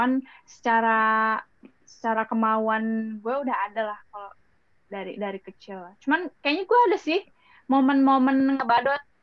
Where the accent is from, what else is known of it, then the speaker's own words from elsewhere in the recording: West Java, Indonesia; karena gue orang Sunda, kalau karena gue orang Sunda